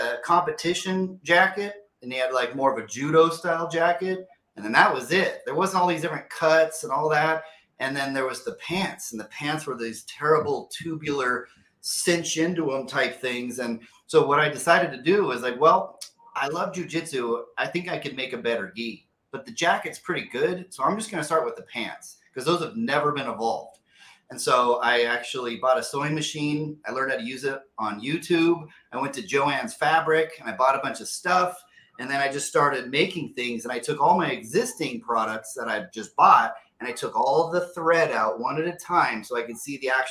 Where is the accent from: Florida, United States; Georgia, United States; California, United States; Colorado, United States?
California, United States; Placerville; also born or lived in San Diego; Born and raised in Northern California, a little small town called Placerville